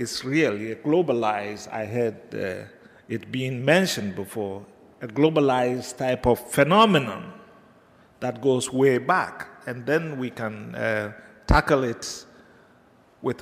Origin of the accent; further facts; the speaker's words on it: Ghana; moved away; where I come from originally, I come from Ghana, you know, where the Ashantis are.